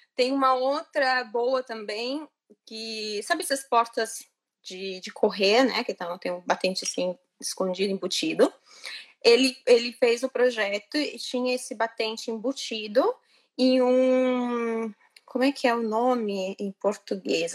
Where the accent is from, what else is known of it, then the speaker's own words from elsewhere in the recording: Londrina, Paraná, Brazil; moved away as an adult; also born or lived in Florianópolis, Brazil; now in Italy; eu nasci em Londrina, no Paraná, e os últimos anos da minha vida eu morei em Florianópolis